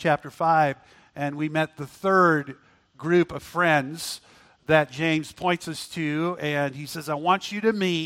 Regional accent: Auckland, New Zealand; now in United States; I was born in Auckland, New Zealand

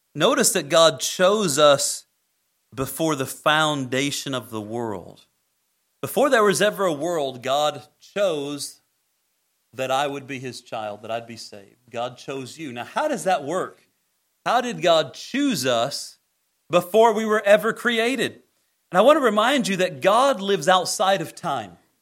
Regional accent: Greene County, Indiana, United States; A little kid growing up in Greene County, Indiana, where there's more cows than people

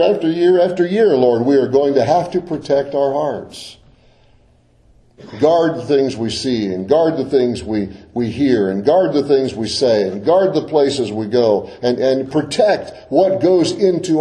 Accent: Deep South, United States; growing up in the Deep South, I spent a lot of time outdoors

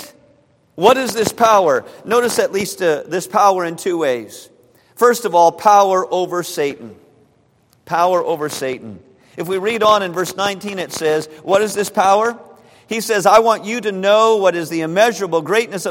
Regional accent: United States; as American citizens

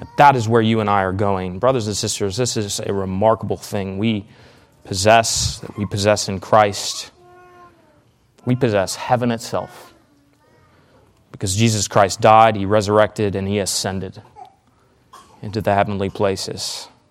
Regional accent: Canada; moved away; I'm Canadian

